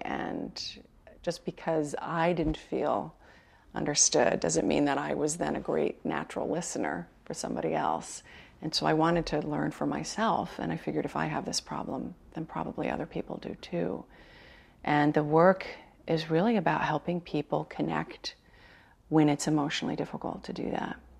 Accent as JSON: {"language": "English", "town": "New York City", "region": "New York", "country": "United States", "moved": "yes", "lives_now": "San Francisco, United States", "said": "I'm a Sagittarius from Brooklyn"}